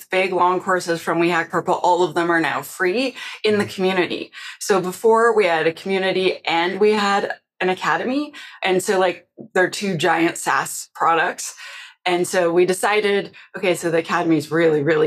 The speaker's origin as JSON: {"language": "English", "country": "Canada", "said": "I'm Canadian"}